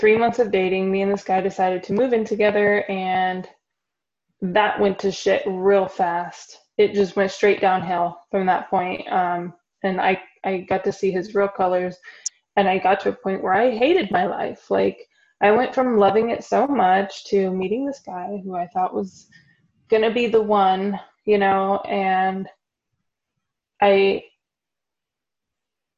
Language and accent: English; Texas, United States; moved away as an adult; also born or lived in Florida; now in Germany; I was from Texas.